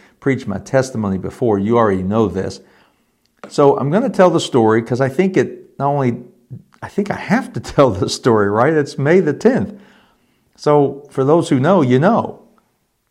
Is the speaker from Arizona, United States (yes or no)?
no; Elizabethtown, Kentucky, United States; moved away; also born or lived in Richmond, Indiana; I had been baptized as a 12-year-old, maybe 13-year-old confirmand in a United Methodist Church in E-Town, Kentucky